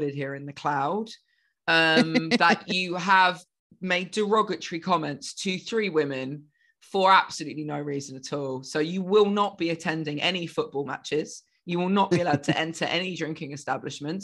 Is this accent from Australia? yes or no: no; England, United Kingdom; moved away; I'm English.